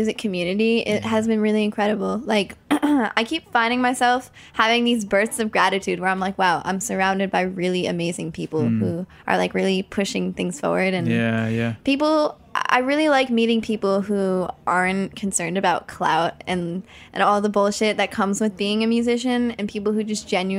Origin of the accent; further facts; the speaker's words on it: New Jersey, United States; New Jersey, my hometown